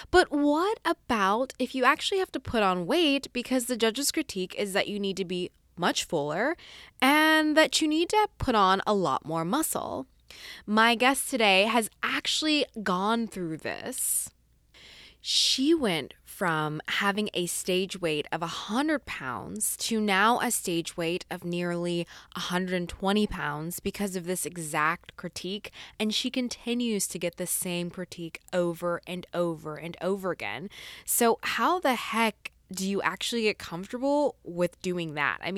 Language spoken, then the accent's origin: English; Arlington, Texas, United States; now in Fort Worth, United States; So I am from Arlington, Texas.